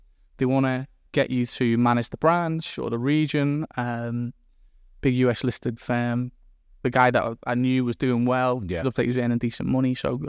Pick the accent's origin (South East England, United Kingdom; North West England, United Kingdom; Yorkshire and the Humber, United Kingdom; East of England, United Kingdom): North West England, United Kingdom; Liverpool; also born or lived in Chester; But I was born in Chester. I was brought up in Liverpool.